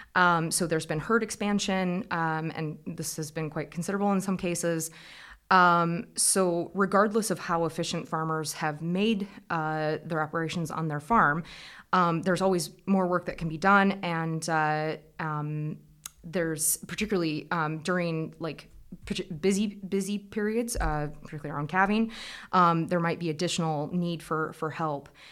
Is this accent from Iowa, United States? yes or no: yes; Iowa, United States; moved away as an adult; also born or lived in Scotland; As you can probably hear from the accent, I'm originally from Iowa in the United States. Um, I come from a tillage farm